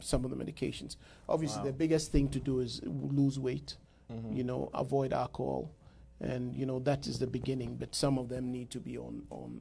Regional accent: Ghana; moved away as an adult; also born or lived in New York, United States; now in United States; I'm originally from Ghana, and I did my medical school back in Ghana

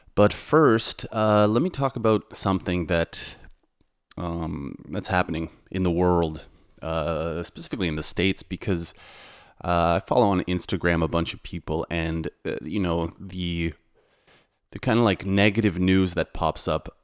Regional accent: Canada; also born or lived in Toronto; now in Warsaw, Poland; I'm from Canada and a uh, Polish background

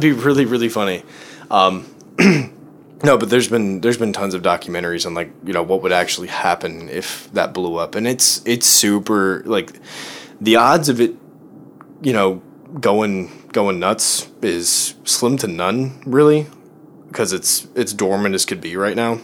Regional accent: Chicago, Illinois, United States; moved away; I'm from Chicago

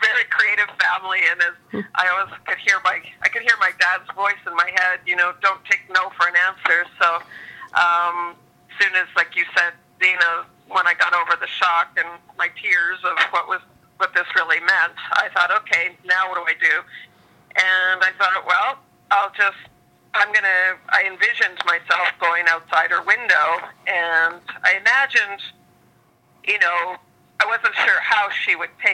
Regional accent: Prince Edward Island, Canada; now in Vancouver, Canada; I grew up partially in Prince Edward Island and ended up in Vancouver through a series of travels and such, and school and work.

